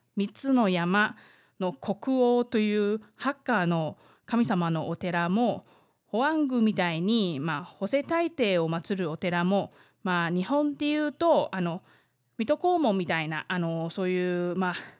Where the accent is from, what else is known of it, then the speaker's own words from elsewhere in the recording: Taiwan; 台湾生まれ、 台湾育ち